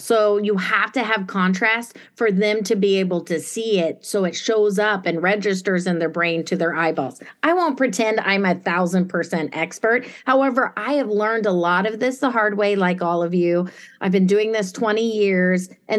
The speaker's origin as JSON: {"language": "English", "country": "Germany", "tie": "born or raised there", "also_born_or_lived": "Italy", "said": "So like when I was, not to sound like a jerk, but I grew up in Germany as a kid. My dad was NATO, and I lived in Italy later in a palazzo with a little family."}